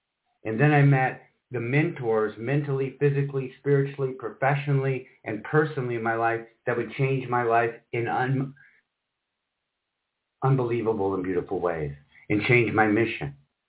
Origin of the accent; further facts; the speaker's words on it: Michigan, United States; also born or lived in Iowa / South Carolina; now in Orlando, United States; And she grew up in Spokane and I grew up in Michigan, Iowa, and spent a little time in South Carolina. Somehow we both ended up in Orlando, Florida.